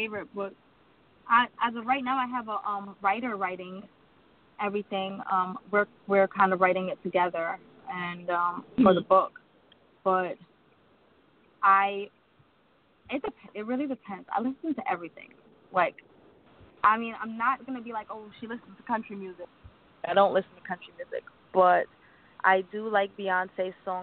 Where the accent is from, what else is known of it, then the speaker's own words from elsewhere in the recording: Jamaica; I'm Jamaican